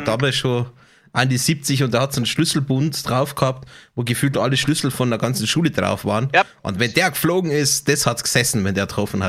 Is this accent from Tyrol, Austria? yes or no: yes; Tyrol, Austria; now in Switzerland; bei uns in Tirol